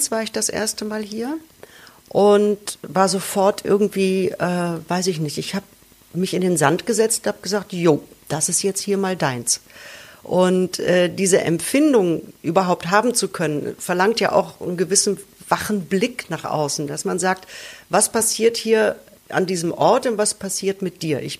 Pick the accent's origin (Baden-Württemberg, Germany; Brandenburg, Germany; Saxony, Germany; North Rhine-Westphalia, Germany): North Rhine-Westphalia, Germany; das ist ein Buch, das beschäftigt sich im Prinzip mit meiner Kindheit im Ruhrpott und ähm, ist eine leicht fiktionalisierte Autobiografie